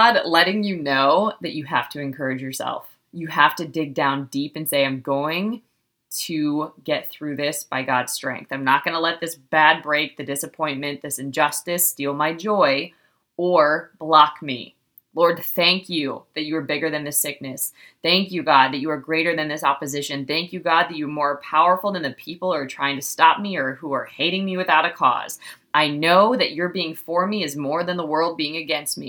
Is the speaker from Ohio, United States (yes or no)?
yes; Ohio, United States; I was raised in Ohio